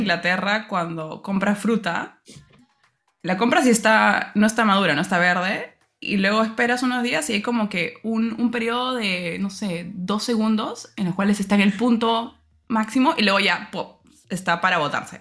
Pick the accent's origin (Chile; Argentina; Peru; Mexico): Peru; moved away as an adult; now in London, United Kingdom; como peruana y estudiante